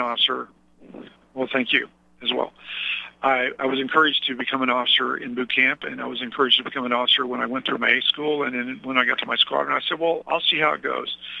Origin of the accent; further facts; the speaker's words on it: the Ozarks, Midwest, United States; now in Philadelphia, United States; I'm calling you from Philly, uh, but I'm originally from the Midwest. Uh, the Ozarks